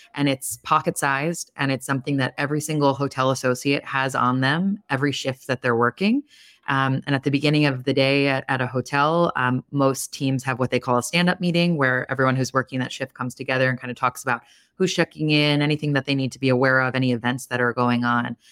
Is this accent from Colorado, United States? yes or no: no; Long Island, New York, United States; moved away; I'm from Long Island originally.